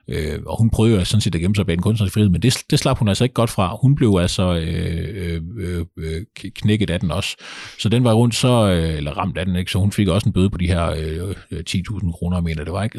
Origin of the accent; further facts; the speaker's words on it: Kolding, Southern Denmark, Denmark; nu kommer jeg jo fra Kolding. Kolding er ikke sådan en fantastisk stor